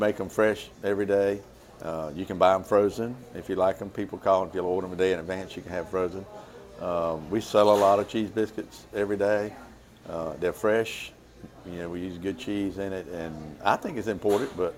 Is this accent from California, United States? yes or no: no; Bethel, North Carolina, United States; also born or lived in Ayden, North Carolina; I was born and raised in Bethel, local guy